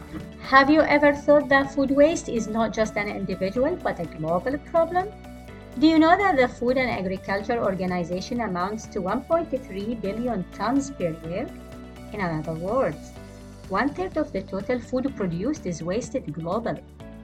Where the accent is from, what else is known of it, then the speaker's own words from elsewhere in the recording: Bahrain; I am from Bahrain.